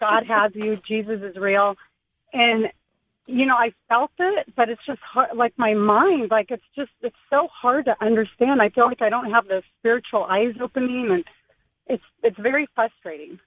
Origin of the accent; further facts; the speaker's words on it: Riverside, California, United States; I'm from Riverside.